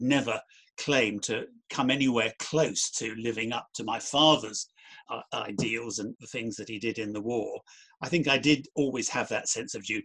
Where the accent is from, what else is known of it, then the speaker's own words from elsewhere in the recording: Cheam, London, United Kingdom; I was brought up in South London, a place called Cheam